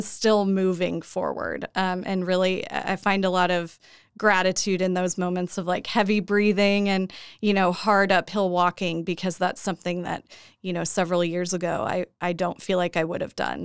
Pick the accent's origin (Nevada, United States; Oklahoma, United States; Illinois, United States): Oklahoma, United States; Edmond; I grew up here in Oklahoma, uh, born and raised in Edmond